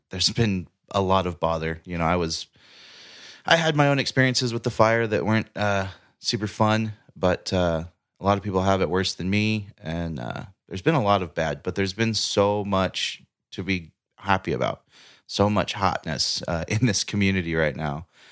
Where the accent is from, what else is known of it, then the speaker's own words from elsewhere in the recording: Paradise, California, United States; watching my hometown burn